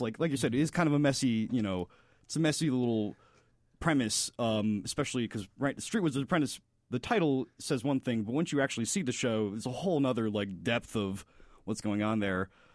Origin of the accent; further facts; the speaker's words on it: Florida, United States; moved away as an adult; now in Chicago, United States; I'm from Florida.